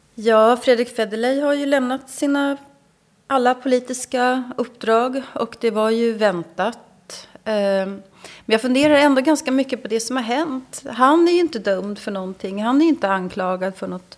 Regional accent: Sweden; Jag som svensk

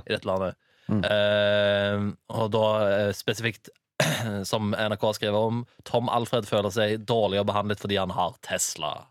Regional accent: Sola, Rogaland, Norway; jeg kommer fra Sola

